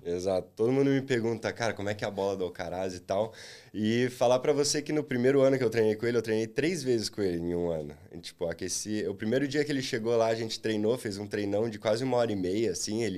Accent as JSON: {"language": "Portuguese", "town": "Londrina", "region": "Paraná", "country": "Brazil", "said": "eu sou de Londrina"}